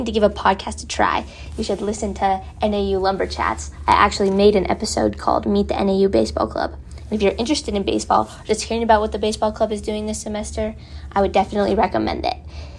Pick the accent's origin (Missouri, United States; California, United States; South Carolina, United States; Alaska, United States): Alaska, United States; Fairbanks; now in Flagstaff, United States; I'm from Fairbanks, Alaska.